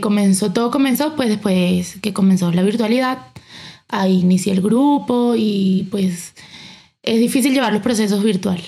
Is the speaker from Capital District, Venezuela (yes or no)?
yes; Caracas, Capital District, Venezuela; moved away as an adult; now in Bogotá, Colombia; De Caracas, Venezuela